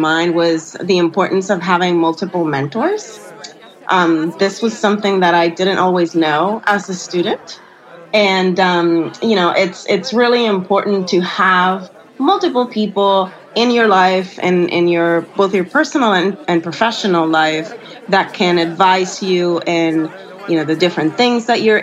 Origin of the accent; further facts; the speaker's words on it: Puerto Rico; I'm from Puerto Rico